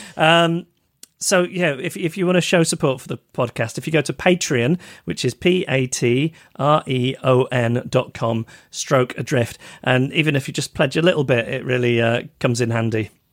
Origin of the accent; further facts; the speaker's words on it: United Kingdom; us Brits